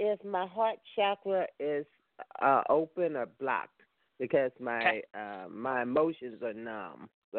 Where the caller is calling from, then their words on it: California, United States; I'm calling from California.